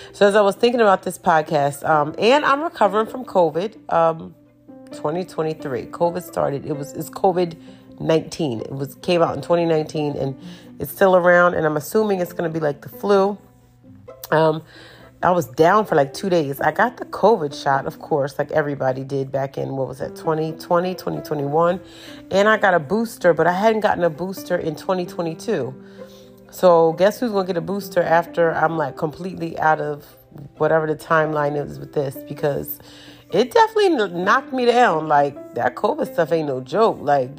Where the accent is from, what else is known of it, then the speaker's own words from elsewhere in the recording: Northeast, United States; And so growing up, even though growing up in the Northeast, we traveled to Nashville a lot.